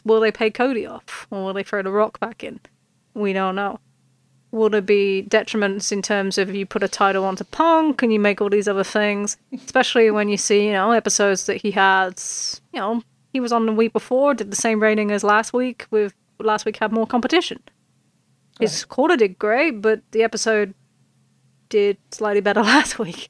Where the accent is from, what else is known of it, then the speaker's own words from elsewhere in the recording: United Kingdom; accent: British; I'm British